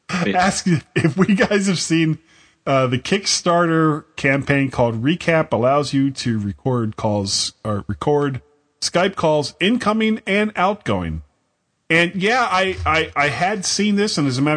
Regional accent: Florida, United States; I'm from Florida

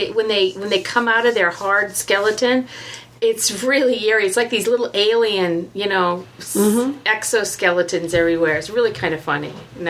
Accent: Oregon, United States; moved away; also born or lived in Arizona; I grew up in Oregon.

